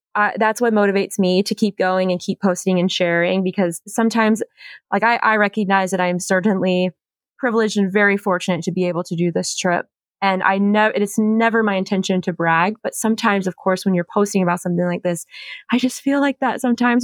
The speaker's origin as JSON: {"language": "English", "town": "Charleston", "region": "South Carolina", "country": "United States", "said": "I'm originally from Charleston, South Carolina"}